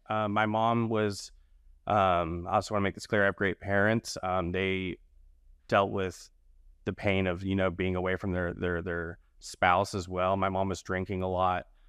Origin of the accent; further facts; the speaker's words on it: the South, United States; moved away; I'm from the South primarily